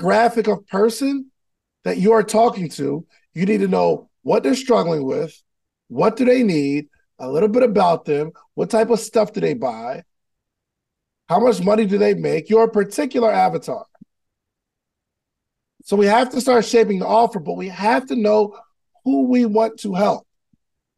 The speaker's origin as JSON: {"language": "English", "region": "New Jersey", "country": "United States", "said": "I'm from Jersey"}